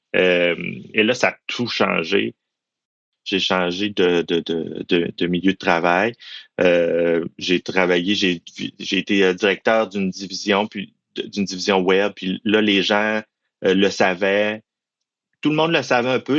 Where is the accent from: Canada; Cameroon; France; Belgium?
Canada; Quebec; je suis originaire du Saguenay-Lac-Saint-Jean